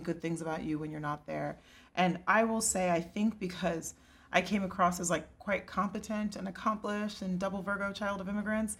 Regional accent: Plano, Texas, United States; I'm Nigerian, and even though I was raised in Texas

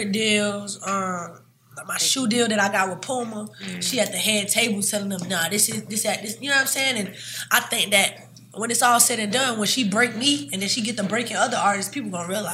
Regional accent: Savannah, Georgia, United States; I'm from Savannah

